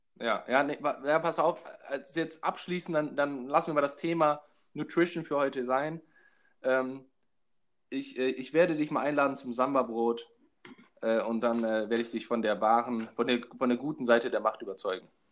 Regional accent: Hamburg, Germany; ich komme aus Hamburg

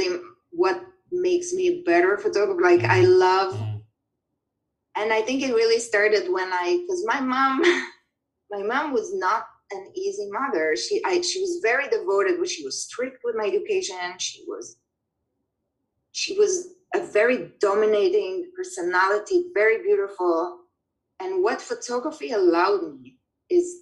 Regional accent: Israel; now in New York City, United States; immigrant communities, like Israelis like me

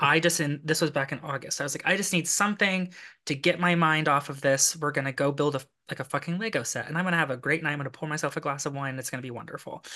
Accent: Lexington, Kentucky, United States; I'm from Kentucky

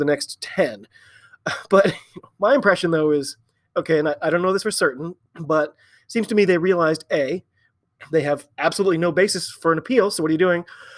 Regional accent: United States; I'm an American rugby fan

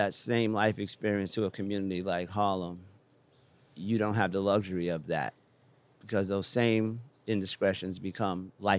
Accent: Wiesbaden, Hesse, Germany; born there; I was born in Wiesbaden, Germany. I have 7 brothers and sisters.

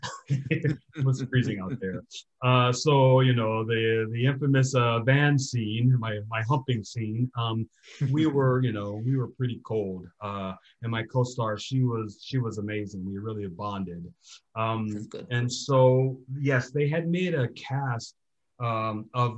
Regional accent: Gardena, California, United States; I grew up in Gardena, which is a suburb

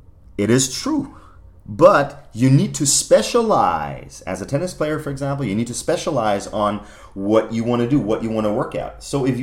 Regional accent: Germany; Growing up in Germany then and performing for the German national squad in figure skating.

